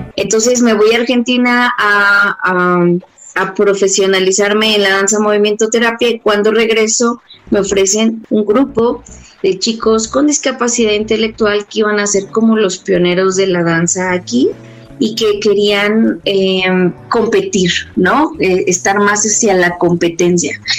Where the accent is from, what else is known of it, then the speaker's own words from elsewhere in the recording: Mexico City, Mexico; yo soy de la Ciudad de México